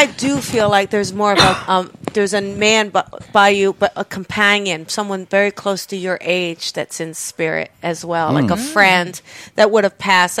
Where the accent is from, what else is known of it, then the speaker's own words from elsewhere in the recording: New Jersey, United States; moved away; also born or lived in Florida; I'm from New Jersey